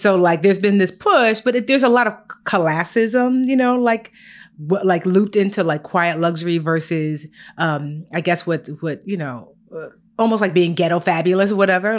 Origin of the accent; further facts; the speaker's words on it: Newark, New Jersey, United States; I was born in Newark, New Jersey, brick city